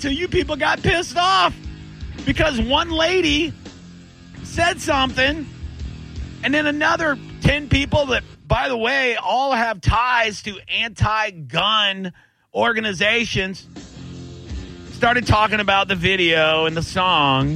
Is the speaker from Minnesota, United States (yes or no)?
no; Tampa, Florida, United States; also born or lived in Plant City, Florida; I lived in Plant City, you know, back in high school for a little while, you know, for a year or two after my parents moved out there when I grew up in Tampa.